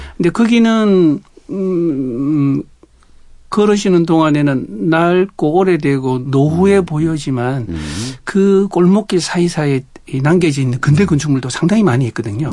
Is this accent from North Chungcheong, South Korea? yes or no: no; Busan, South Korea; moved away as an adult; now in Jeju, South Korea; 원래 고향은 부산입니다.